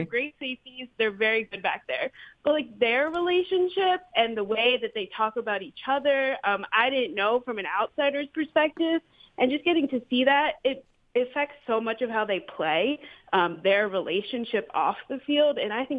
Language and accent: English; Pittsburgh, Pennsylvania, United States; I think I'm from Pittsburgh originally, that's, you know, it's a different city